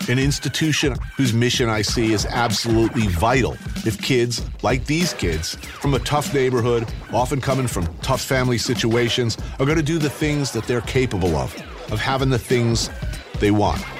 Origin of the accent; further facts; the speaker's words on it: Manhattan, New York, United States; I'm from Manhattan, and I don't know anything about the Bronx, really.